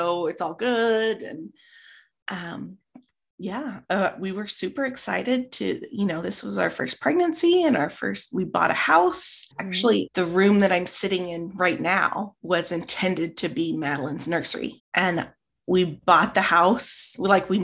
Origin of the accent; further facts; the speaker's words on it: Midwest, United States; I'm from the Midwest.